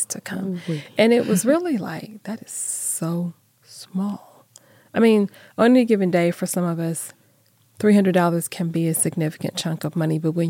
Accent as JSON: {"language": "English", "town": "Phoenix", "region": "Arizona", "country": "United States", "tie": "born or raised there", "moved": "yes", "said": "I grew up in Phoenix"}